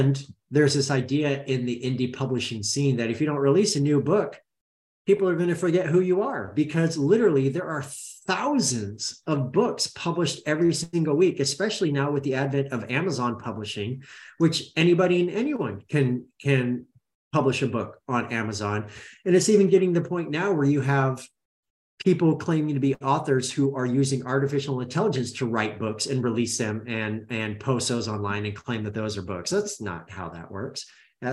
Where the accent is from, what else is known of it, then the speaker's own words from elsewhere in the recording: Roseburg, Oregon, United States; I grew up in Oregon